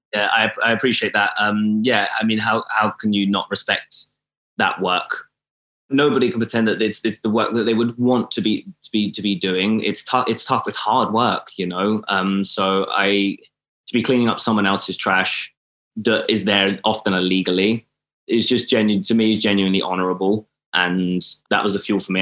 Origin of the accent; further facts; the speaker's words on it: Milton Keynes, South East England, United Kingdom; moved away as an adult; also born or lived in Atlanta; now in Los Angeles, United States; I was moving from Milton Keynes, where I'm from